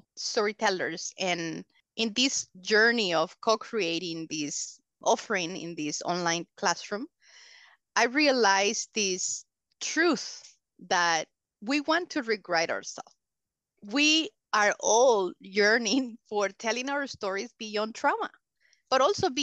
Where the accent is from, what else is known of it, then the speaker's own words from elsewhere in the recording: El Salvador; English is a second language; also born or lived in Honduras / Michigan; So I was born in the other side of the mountains side. But I was raised here in El Salvador